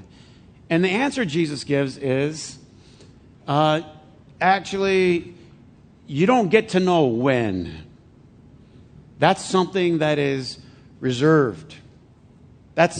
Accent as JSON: {"language": "English", "country": "United States", "said": "I'm American"}